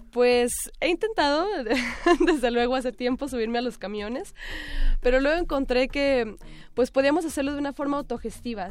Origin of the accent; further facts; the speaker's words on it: Tijuana, Baja California, Mexico; moved away; Yo soy de Tijuana, nativa de allá